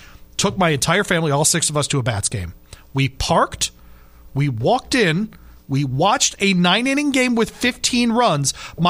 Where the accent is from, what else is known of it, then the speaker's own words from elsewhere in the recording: Michigan, United States; moved away; where I grew up in Michigan